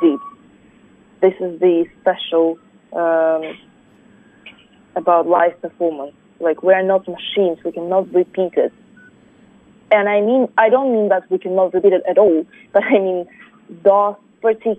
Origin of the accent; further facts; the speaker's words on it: Russia; English is a second language; now in United States; even though I'm Korean, but since I was born in Russia and grown there, I feel Russian